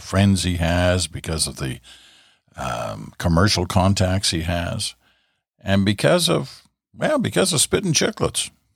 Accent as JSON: {"language": "English", "country": "Canada", "said": "I'm a Canadian kid"}